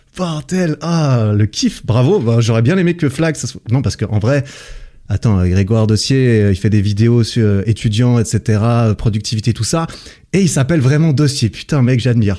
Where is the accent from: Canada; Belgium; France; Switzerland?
Switzerland; je suis de Suisse